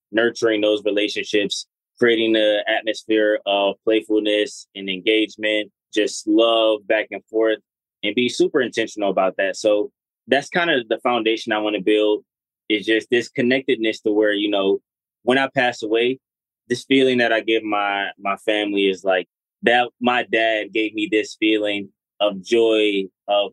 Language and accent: English; Detroit, Michigan, United States; we're from Detroit.